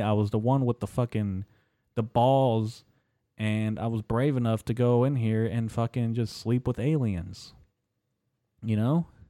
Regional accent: United States; I'm actually first generation American, first born son uh, to an immigrant family

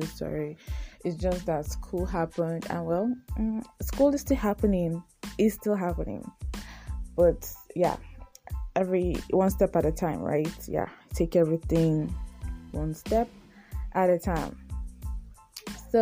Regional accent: Nigeria; I'm a Nigerian. Yes, I'm a Nigerian living in Nigeria

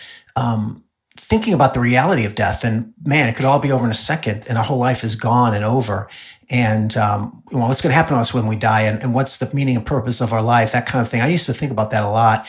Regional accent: Illinois, United States; also born or lived in Southern California; now in Dallas, United States; I was raised in Illinois

